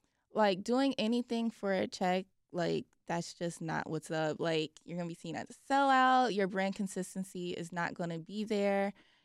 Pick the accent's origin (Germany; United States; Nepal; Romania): United States; Chicago, Illinois; Like, I never thought that League of Their Own would be partnering with someone like Don C because as like a Chicagoan